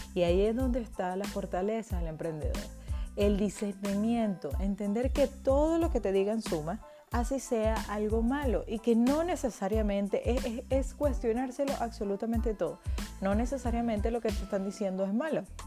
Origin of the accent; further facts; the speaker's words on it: Venezuela; moved away as an adult; now in Spain; soy emprendedora venezolana